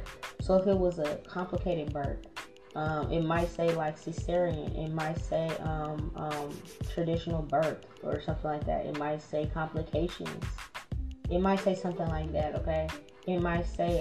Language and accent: English; New Orleans, Louisiana, United States; we're both from New Orleans